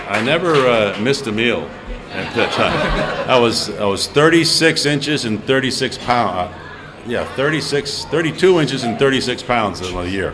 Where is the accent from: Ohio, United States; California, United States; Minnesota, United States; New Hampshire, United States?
New Hampshire, United States; I think that the fact that I grew up in New Hampshire and had played 12 games a year